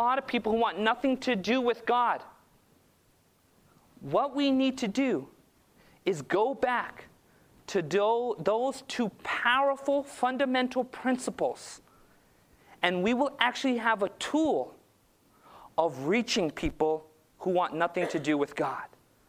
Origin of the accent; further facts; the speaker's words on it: Southern California, United States; I grew up in Southern California